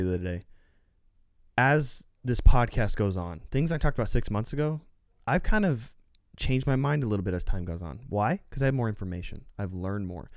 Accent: United States; we as the American people

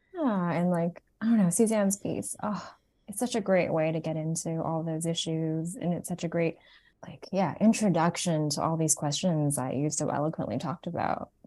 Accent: Toronto, Ontario, Canada; moved away; I grew up in Toronto, Canada. I was born there, and my parents, um, are Vietnamese refugees

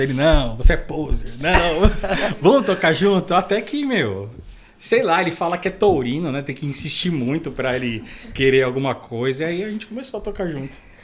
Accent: São Paulo, Brazil; also born or lived in Grajaú, São Paulo; eu nasci aqui perto, na, na Vila Prel, né? Depois eu fui pro Capão e hoje em dia eu moro no Grajaú

